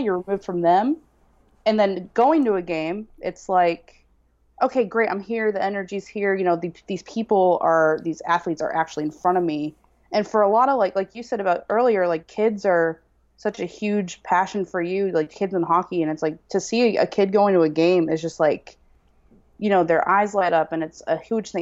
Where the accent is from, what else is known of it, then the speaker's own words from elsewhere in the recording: central Massachusetts, United States; also born or lived in Wellesley, Massachusetts / Chattanooga, Tennessee; born and raised in small town in central Mass